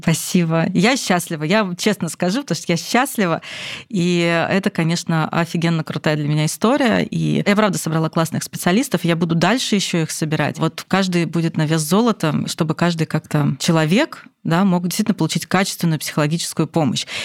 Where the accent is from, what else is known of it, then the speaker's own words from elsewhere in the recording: Moscow, Russia; Я из Москвы